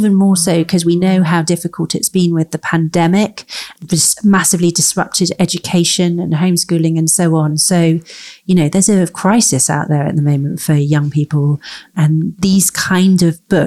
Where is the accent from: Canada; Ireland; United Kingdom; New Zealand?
United Kingdom; London; I grew up in London